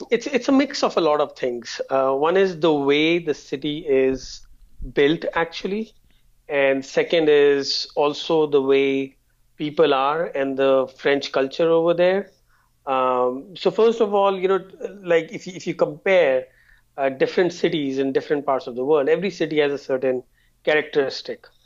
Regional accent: India; now in Canada; No, I'm actually originally from India, but uh, I've lived in a lot of cities probably around 15 or so.

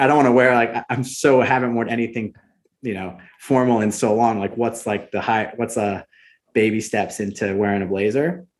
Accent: New Jersey, United States; I grew up about 500 yards from the Atlantic Ocean, which uh, which was amazing. And small town, we have about 3,000 people in my hometown

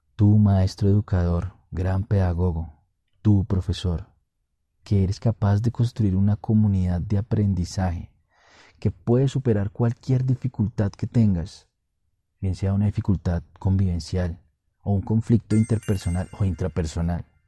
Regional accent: Colombia; estoy grabando este podcast en mi país, Colombia

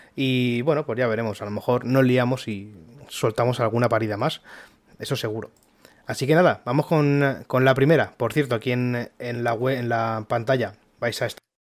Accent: Alicante, Valencian Community, Spain; somos de, de Alicante

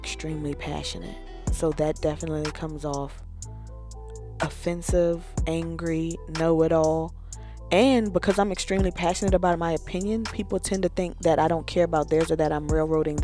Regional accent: the South, Southern United States, United States; I was born in the South, raised from a very Southern perspective.

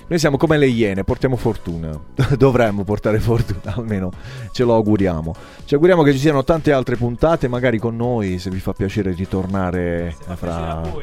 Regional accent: Apulia, Italy; quando venivo da buon, da buon pugliese, al buon pugliese, quando vado ospite da qualche parte si bussa con le gambe

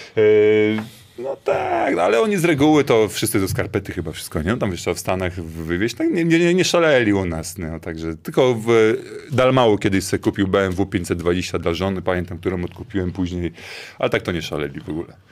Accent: Gdynia, Pomeranian Voivodeship, Poland; Ja wróciłem do, do, do domu, do Gdyni, bo tak na dobrą sprawę zawsze byłem łączony z tym Sopotem. Nie wiem dlaczego, że zawsze Sopot, tylko Sopot i ten, ja wcale nie, ja jestem Gdynianin

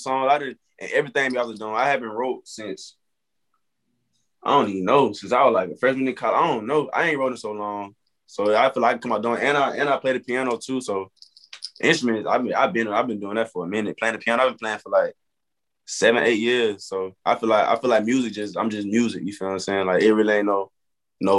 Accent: Montgomery, Alabama, United States; I got a couple more stuff coming up, like shows and stuff in Montgomery. That's my hometown.

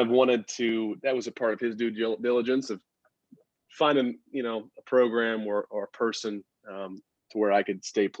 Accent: Rock Hill, South Carolina, United States; moved away as an adult; also born or lived in Northern Virginia / Oklahoma; I'm from Rock Hill, South Carolina. I grew up there, went to high school there

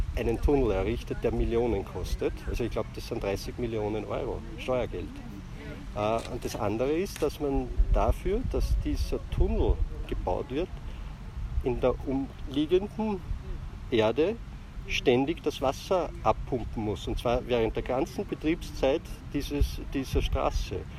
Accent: Ybbs an der Donau, Lower Austria, Austria; wo ich aufgewachsen bin in Ips

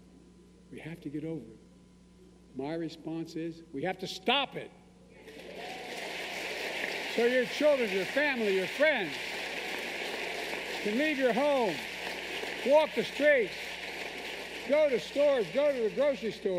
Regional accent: Claymont, Delaware, United States; also born or lived in Scranton, Pennsylvania; When we moved from Scranton, I was raising Claymont, Delaware

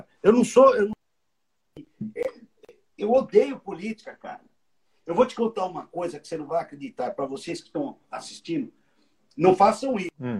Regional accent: Brazil; moved away as an adult; now in United States; eu sou do Jardim Maringá

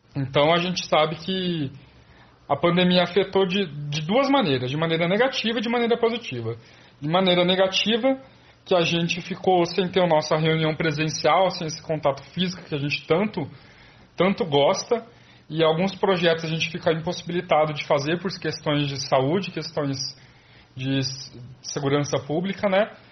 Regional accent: Presidente Prudente, São Paulo, Brazil; eu sou de Presidente Prudente

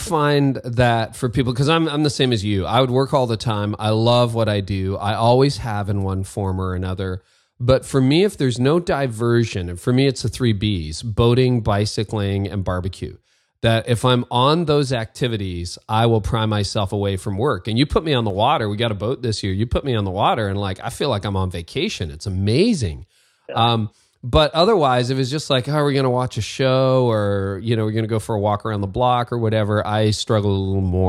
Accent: Windsor, Ontario, Canada; moved away; that's my hometown.

